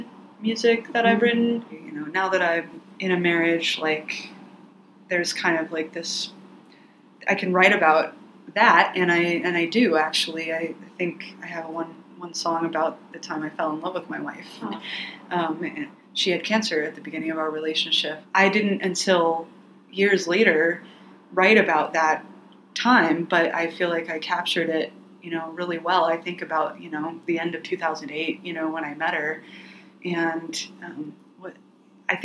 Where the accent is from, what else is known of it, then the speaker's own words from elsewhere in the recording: Plano, Texas, United States; moved away as an adult; also born or lived in Denton, Texas; now in Portland, United States; I'm from Plano, Texas, but I've been in Portland for about 12 years